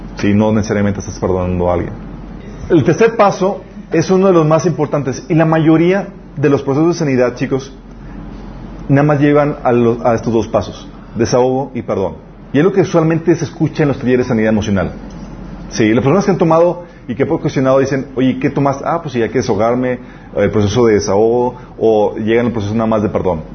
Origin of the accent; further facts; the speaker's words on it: Mexico; nosotros somos mexicanos